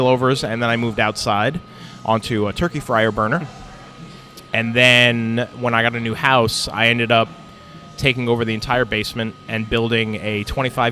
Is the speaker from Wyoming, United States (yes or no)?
no; New York City, New York, United States; now in Hackettstown, United States; I grew up on Staten Island. I'm a little New York boy, and I came out here, to New Jersey in 2000.